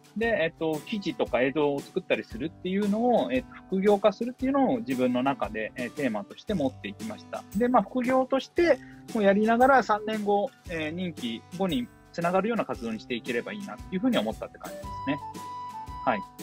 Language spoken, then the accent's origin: Japanese; Tokyo, Japan; moved away as an adult; also born or lived in Oita; now in Oda, Shimane, Japan; 1985年、大分生まれ東京育ちで